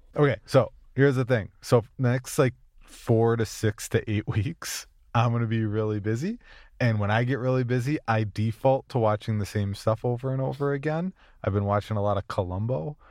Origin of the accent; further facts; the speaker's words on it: Minnesota, United States; I'm from Minnesota